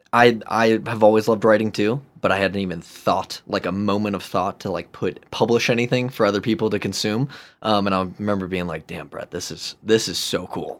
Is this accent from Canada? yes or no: no; Chicago, Illinois, United States; moved away as an adult; also born or lived in San Francisco; I grew up in Chicagoland, love Chicago